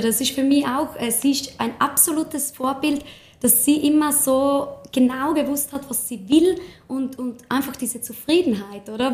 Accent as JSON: {"language": "German", "region": "Tyrol", "country": "Austria", "said": "hier bei uns in Tirol"}